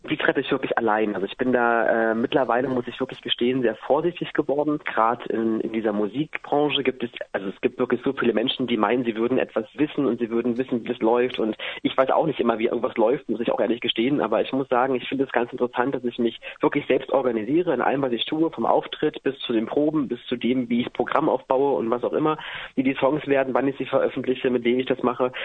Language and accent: German; Cottbus, Brandenburg, Germany; moved away; also born or lived in Halle; hier in Halle und in meiner Heimat in Cottbus im äh, südlichen Brandenburg